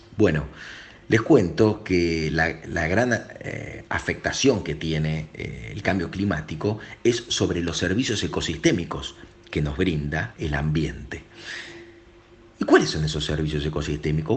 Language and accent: Spanish; Argentina; Yo como argentino, como país periférico